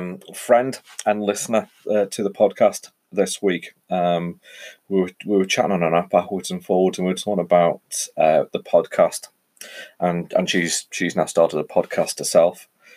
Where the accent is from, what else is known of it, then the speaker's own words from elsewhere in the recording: Ellesmere Port, North West England, United Kingdom; So I am from the Northwest. For those of you that listen to this locally, you'll know I'm from a place called Ellesmere Port, which is just south of the Mersey. We sit on the banks of the Mersey.